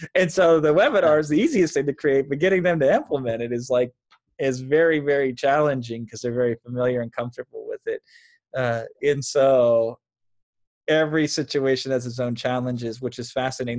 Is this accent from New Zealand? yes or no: no; Iowa, United States; now in Los Angeles, United States; I grew up in Iowa, in a small town in Iowa